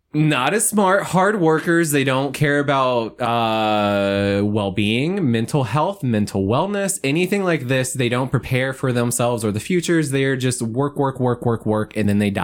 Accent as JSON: {"language": "English", "town": "Monroe", "country": "United States", "tie": "born or raised there", "said": "growing up in Monroe"}